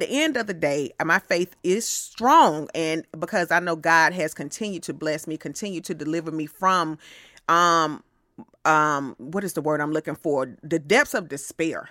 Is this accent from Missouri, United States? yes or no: no; Atlanta, Georgia, United States; I'm from Atlanta